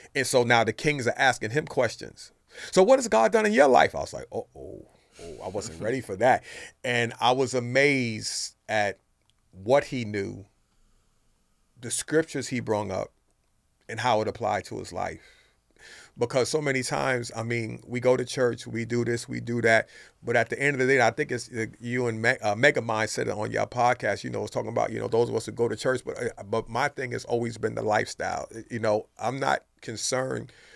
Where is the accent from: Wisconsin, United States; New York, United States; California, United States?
New York, United States; New York City; moved away; also born or lived in Brooklyn, New York; grew up in New York City in the Bronx